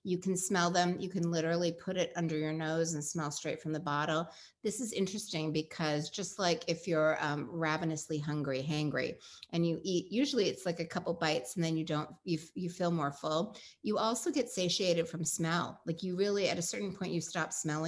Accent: Pacific Northwest, United States; I grew up in the Pacific Northwest with a dad who's an Eagle Scout

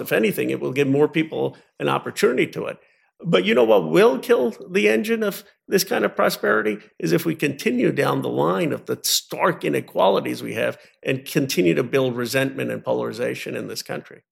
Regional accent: United States; when you grow up as Indian American of, of, of Hindu faith

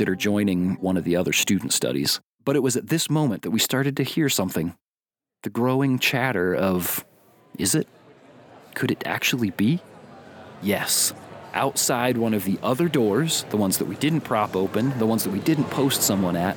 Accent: Indiana, United States; where I grew up in Indiana

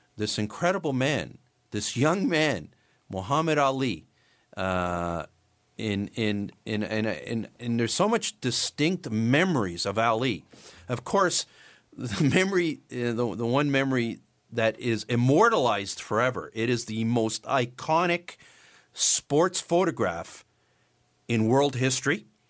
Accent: Canada; being Canadian

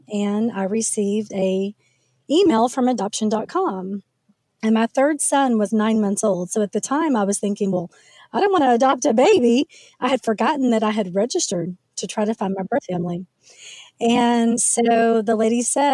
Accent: Oklahoma, United States; moved away; also born or lived in Frisco, Texas; I was raised in Oklahoma

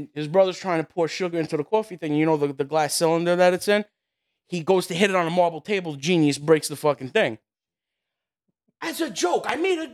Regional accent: New York City, New York, United States; I grew up over here in Queens where things weren't always that great

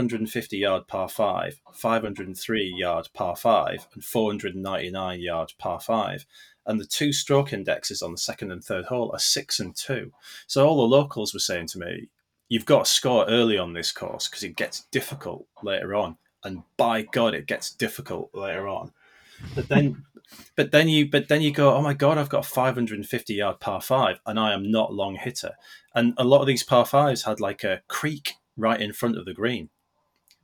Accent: North East England, United Kingdom; I am born and bred in the Northeast

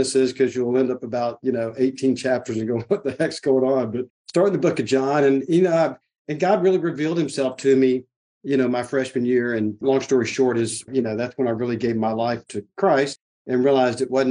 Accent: Lake Jackson, Texas, United States; now in Houston, United States; I grew up in Lake Jackson, which is a little town just south of Houston, about an hour south.

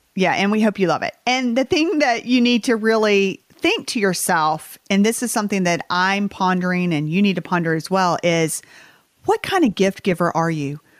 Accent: Southern United States, United States; accent: Southern; this is my Southern accent

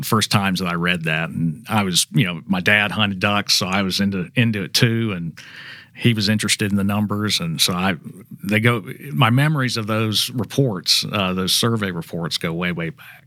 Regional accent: Mississippi, United States; I grew up in Mississippi, but my mother's family is from Chicago

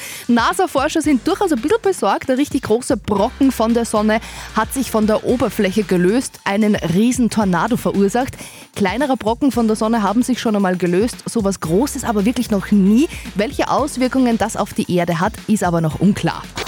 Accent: Windischgarsten, Upper Austria, Austria; ich bin eine gebürtige Windischgastnerin

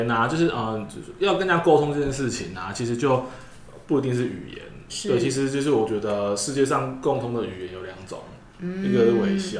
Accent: Keelung, Taiwan; 从小在基隆港生长的我

